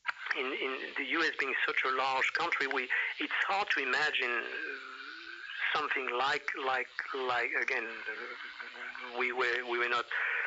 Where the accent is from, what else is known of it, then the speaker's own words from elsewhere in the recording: France; now in United States; I am an American citizen right. and also French citizen. I've been here longer actually than anywhere else in the world, or even longer than in France.